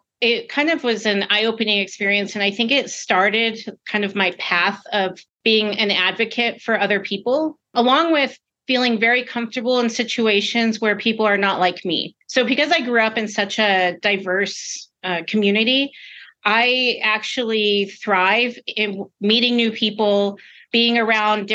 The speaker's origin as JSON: {"language": "English", "town": "Albuquerque", "region": "New Mexico", "country": "United States", "tie": "born or raised there", "said": "I grew up in Albuquerque most of my life"}